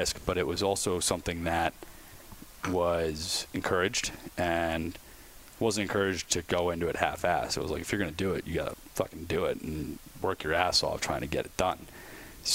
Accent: Philadelphia, Pennsylvania, United States; moved away; I'm originally from Philly, just outside, like I said, born and raised

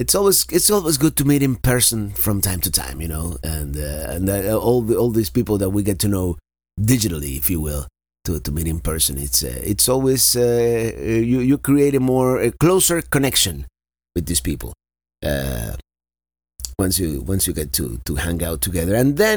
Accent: Florida, United States; Florida is my home state

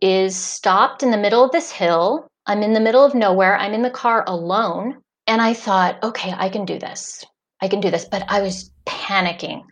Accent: Indiana, United States; moved away as an adult; now in Cuenca, Spain; I grew up in Indiana, which is, you know, corn country, flat, flat, flat

